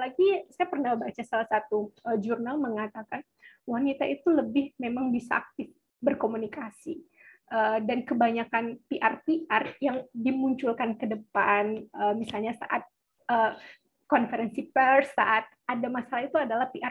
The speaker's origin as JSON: {"language": "Indonesian", "region": "Sumatra", "country": "Indonesia", "said": "saya juga menemui banyak beberapa desa wisata yang gagal khususnya di daerah saya di Sumatera"}